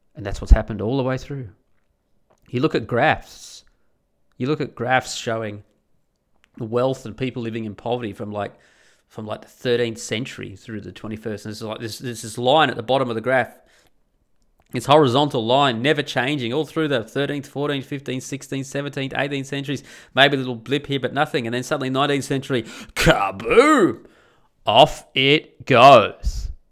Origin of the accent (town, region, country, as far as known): Australia; born or raised there